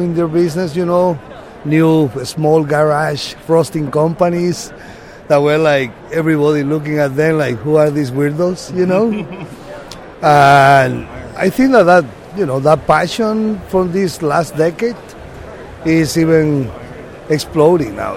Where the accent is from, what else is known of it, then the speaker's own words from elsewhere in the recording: Boquete, Chiriquí, Panama; I come from Panama, from Boquete, a small coffee town.